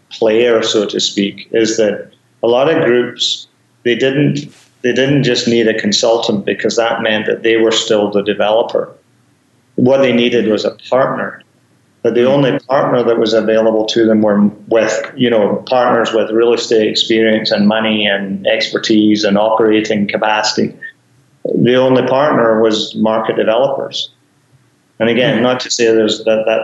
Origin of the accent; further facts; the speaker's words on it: Glasgow, Scotland, United Kingdom; moved away as an adult; now in Canada; my days of growing up in Glasgow